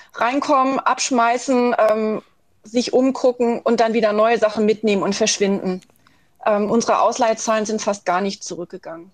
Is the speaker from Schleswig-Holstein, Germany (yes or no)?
yes; Schleswig-Holstein, Germany; Ich bin in Schleswig-Holstein groß geworden